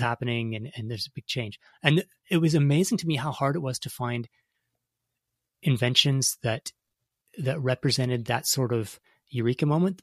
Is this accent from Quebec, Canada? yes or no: no; Toronto, Ontario, Canada; growing up in Canada, you know, I grew up in uh, Toronto, in a city of four million